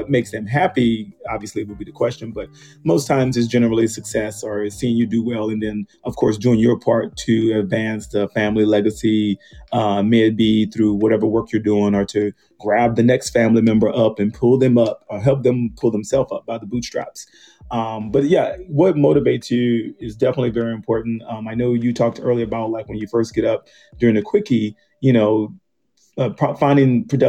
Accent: the South, United States; you know, I'm from the South, you know, Southern Baptist reared. So you'd be like, ooh, I'm a Christian.

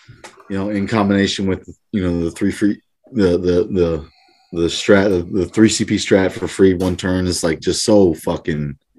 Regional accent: Texas, United States; I'm also a Texan.

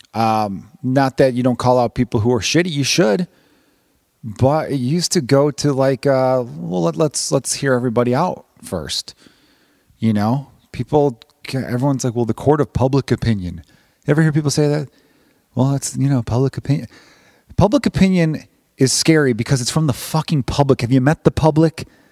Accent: Chicago, Illinois, United States; as a Chicagoan

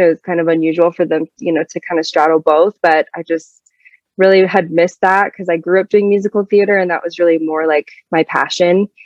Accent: Sandy, Utah, United States; also born or lived in Kansas City; I grew up in Sandy, Utah, which is a very suburban, very Mormon neighborhood

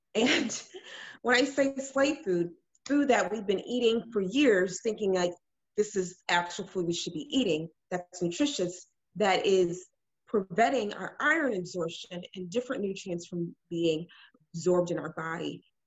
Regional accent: Illinois, United States; also born or lived in Ghana (family); now in Houston, United States; I am originally from Illinois. Um, my family's from Ghana, and um, I live. I've been living in Houston for the last about six, seven years

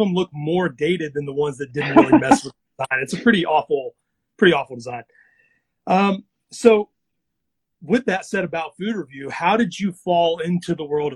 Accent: Mississippi, United States; where I grew up in Mississippi.

